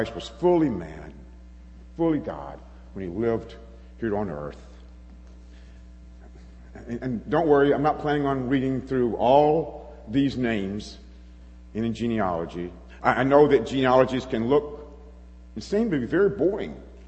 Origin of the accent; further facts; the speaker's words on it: the South, United States; moved away as an adult; now in Chicago, United States; a Southerner. I was an American